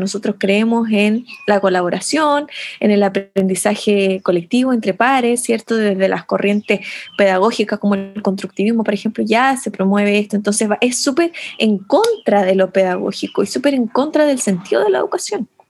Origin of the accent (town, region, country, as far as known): Chile